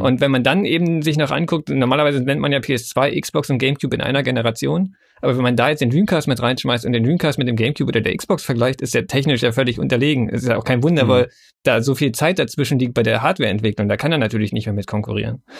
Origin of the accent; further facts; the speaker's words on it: Germany; bei uns in Deutschland